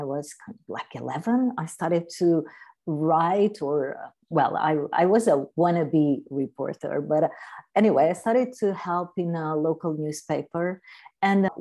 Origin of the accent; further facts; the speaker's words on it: Algarve, Portugal; I'm from Portugal. I'm from the Algarve in the south of Portugal